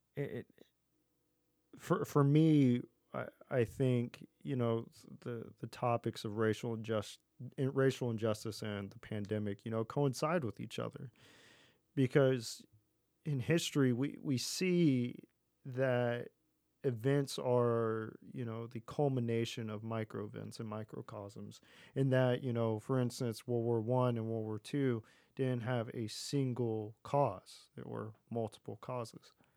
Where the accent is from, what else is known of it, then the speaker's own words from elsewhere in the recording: Texas, United States; growing up in Texas